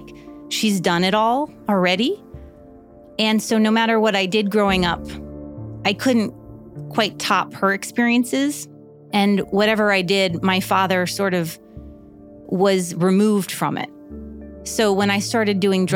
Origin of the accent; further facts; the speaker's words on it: Miami Beach, Florida, United States; now in Los Angeles, United States; I grew up in Miami Beach in the 80s